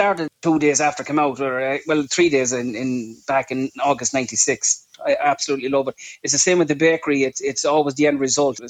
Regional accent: Clara, Leinster, Ireland; moved away as an adult; now in New York City, United States; I grew up in Riverview in Clara, good old Clara. Went to the by school, Ortscoil Ciarán.

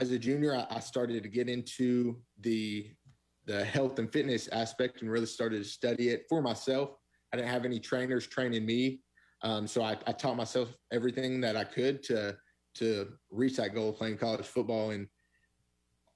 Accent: the South, United States; Christians growing up in the South

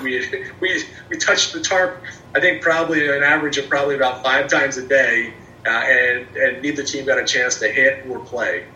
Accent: Trenton, New Jersey, United States; now in Erie, United States; I'm from the Trenton area, and okay. uh, for, for me going to work for the Thunder was returning home

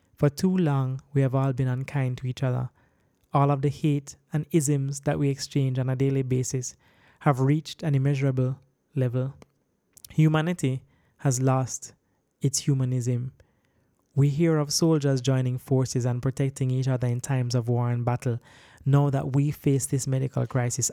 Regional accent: Jamaica; I'm a Jamaican

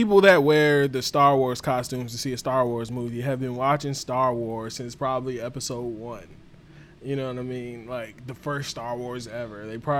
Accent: United States; Our long ass lineage goes back to Africa, nigga. But I'm from fucking America. Legit. I've never been to Africa day in my life.

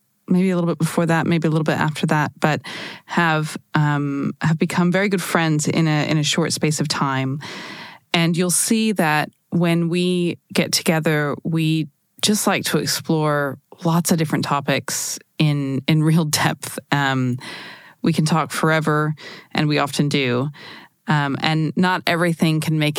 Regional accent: United States; moved away as an adult; now in Europe; we're both American living in Europe now

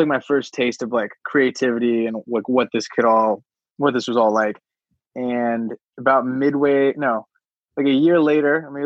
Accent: Los Alamitos, California, United States; also born or lived in Oregon; I grew up in like the suburbs, like totally normal, like California, like suburbs, like 30 minutes from LA, like 15 minutes from the beach

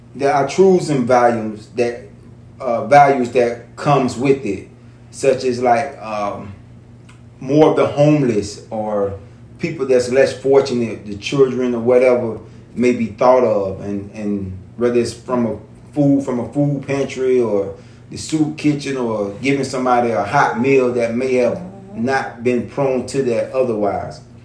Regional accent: St. Petersburg, Florida, United States; entrepreneur, born and raised in St. Pete

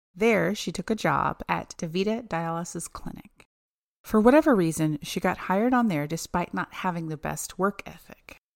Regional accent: Oklahoma, United States; we're from Oklahoma

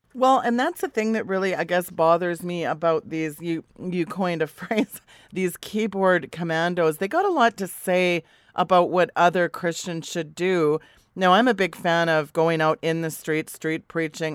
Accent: Canada; me as a Canadian

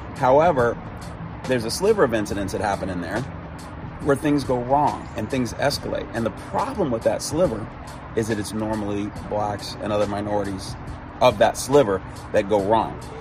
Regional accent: Chicago, Illinois, United States; moved away as an adult; also born or lived in South Carolina; when I was living in South Carolina after growing up in Chicago

